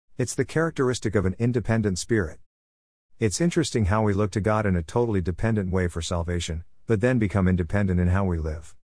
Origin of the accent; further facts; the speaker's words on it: United States; We as American Christians